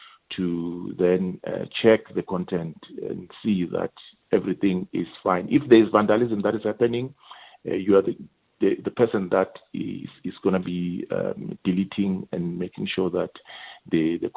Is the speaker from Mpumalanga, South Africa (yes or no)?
yes; Mpumalanga, South Africa; also born or lived in Indonesia; I was born in Mpumalanga